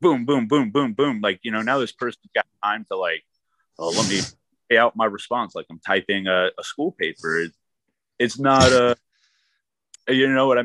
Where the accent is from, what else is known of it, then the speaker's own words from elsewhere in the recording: Denver, Colorado, United States; now in Philadelphia, United States; I grew up in Denver, then moved up to the mountains.